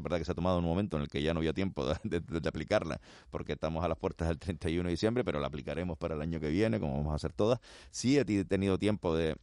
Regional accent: Canary Islands, Spain

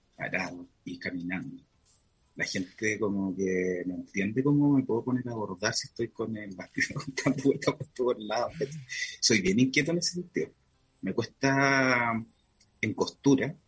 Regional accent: Concepción, Biobío, Chile; also born or lived in Puerto Montt; Yo nací en Concepción y después me fui un tiempo a Puerto Montt y volví como a los 4 años

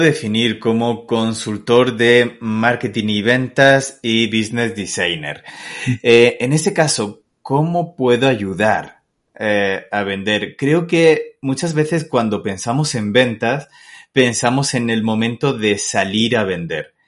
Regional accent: Castilla-La Mancha, Spain; also born or lived in Murcia, Spain; now in Guadalajara, Mexico; soy manchego, pero no, no estoy en Guadalajara de Castilla-La Mancha, estoy en México.

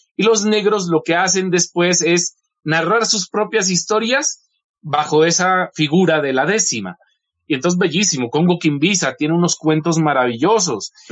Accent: Ipiales, Nariño, Colombia; lo pongo partiendo de Ipiales en su caballo con Sancho Panza, no lo pongo en Castilla, sino que tenía que ser en mi pueblo.

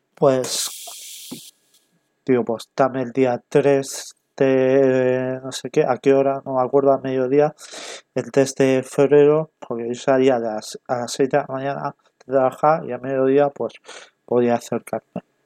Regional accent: Castellón de la Plana, Valencian Community, Spain; yo soy de Castellón, vivo en Castellón

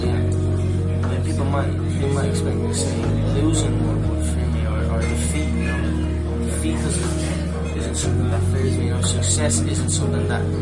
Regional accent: Dublin, Leinster, Ireland; I'm mixed martial artist with the Ultimate Fighting Championship, and I am from Dublin, Ireland.

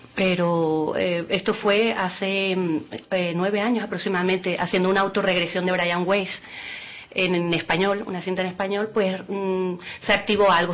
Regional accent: Venezuela; moved away as an adult; also born or lived in Lanzarote; now in Spain; yo soy nacida en Venezuela, tengo la doble nacionalidad por mis padres que son de Lanzarote

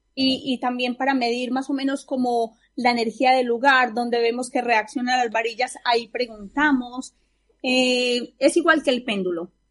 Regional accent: Colombia; yo soy colombiana

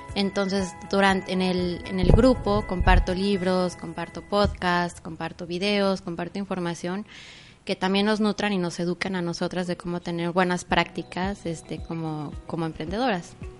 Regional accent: Mexico City, Mexico; moved away as an adult; also born or lived in Cancún; now in Playa del Carmen, Mexico; soy originaria de la Ciudad de México y llegué un 5 de enero del 2013 a... De hecho, llegué a Cancún

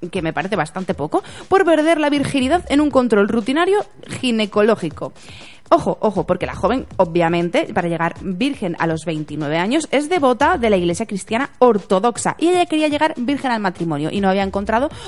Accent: Santander, Cantabria, Spain; ¿dónde si no, en Santander, en mi tierra

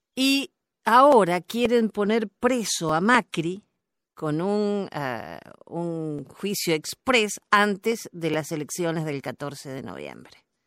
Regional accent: Argentina; como decimos en mi país

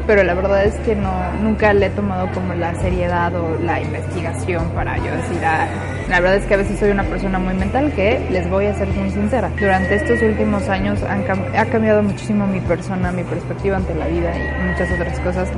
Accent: Mexico City, Mexico; yo soy originaria de la Ciudad de México

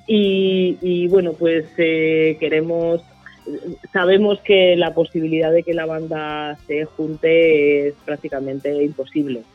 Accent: Pinto, Community of Madrid, Spain; yo soy de Pinto

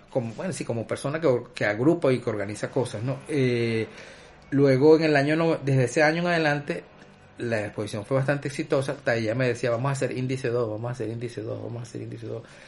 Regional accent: Guayana, Venezuela; also born or lived in Caracas; nosotros somos de allá de Guayana, muchas veces lo relacionaba con nuestra familia

